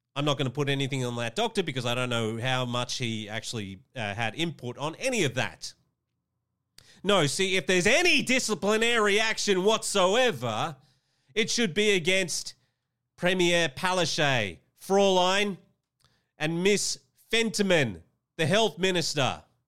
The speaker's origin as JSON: {"language": "English", "country": "Australia", "said": "Queensland is a state here in my home country of Australia"}